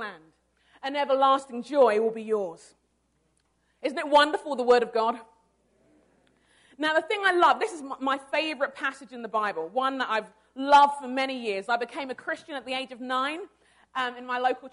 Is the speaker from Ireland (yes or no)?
no; London, United Kingdom; moved away as an adult; now in Arden Hills, United States; I was born in London. I was born in London, England. My parents are Nigerian, and I moved here with my husband about 10 years ago.